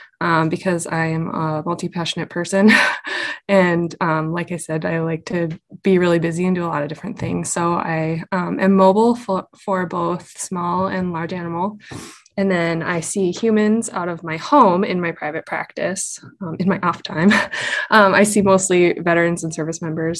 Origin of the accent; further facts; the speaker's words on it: Minnesota, United States; moved away as an adult; also born or lived in North Dakota / Black Hills, South Dakota; now in South Dakota, United States; I am from Minnesota, spent most of my adult life after high school in North Dakota, and then my family recently relocated to the Black Hills, Western South Dakota